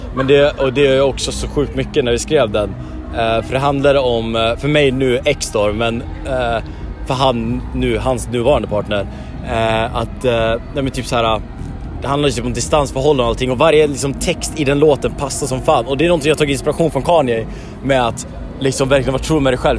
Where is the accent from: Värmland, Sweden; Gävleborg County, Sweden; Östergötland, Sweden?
Gävleborg County, Sweden; Järvsö; now in Stockholm, Sweden; Jag skulle vilja säga Järvsö, men jag är bosatt i Stockholm. Jag kommer från Järvsö.